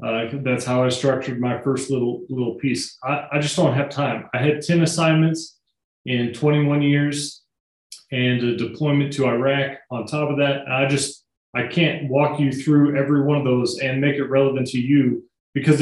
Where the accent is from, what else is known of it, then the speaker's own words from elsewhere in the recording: northern Missouri, United States; also born or lived in Kansas City; now in Cheyenne, United States; I was born in Kansas City, grew up kind of in northern Missouri